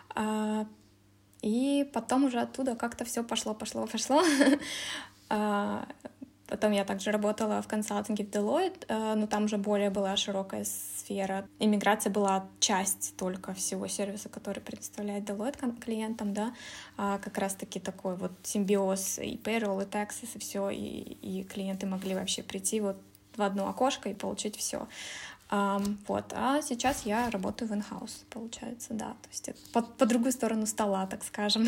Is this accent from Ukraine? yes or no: no; Kazakhstan; moved away as an adult; also born or lived in Russia; now in Germany; я э, сама родом из Казахстана, уехала в Россию учиться на международные отношения